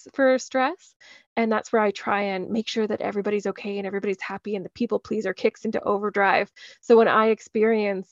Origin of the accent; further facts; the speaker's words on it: Calgary, Alberta, Canada; also born or lived in Edmonton, Alberta; I was born in Edmonton, Alberta, but moved when I was 3 months old. So I've grown up in Calgary for most of my life.